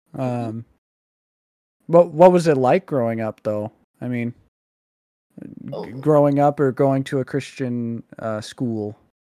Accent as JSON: {"language": "English", "region": "Washington", "country": "United States", "tie": "born or raised there", "also_born_or_lived": "Oklahoma", "said": "I'm Washington, born and raised"}